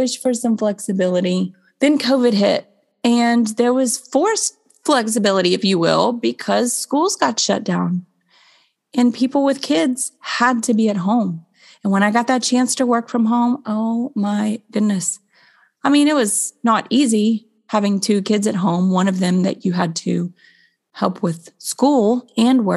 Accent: Florida, United States; I grew up in Florida.

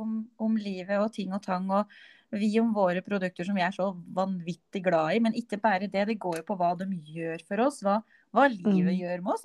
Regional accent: Innlandet, Norway; Jeg kommer jo fra Østerdalen

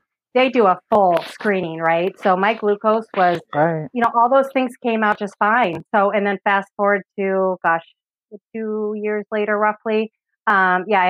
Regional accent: Los Angeles, California, United States; moved away as an adult; now in Michigan, United States; But I grew up in California, so Southern California, San Fernando Valley

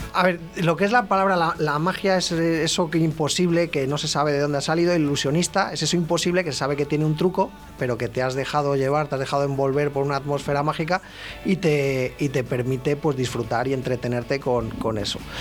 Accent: Ávila, Castile and León, Spain; moved away as an adult; now in Valladolid, Spain; yo soy de Ávila

